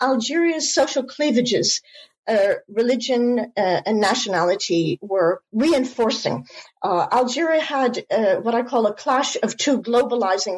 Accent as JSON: {"language": "English", "country": "United States", "tie": "born or raised there", "also_born_or_lived": "United Kingdom", "moved": "as an adult", "said": "I'm American-born. I have now dual American-British nationality"}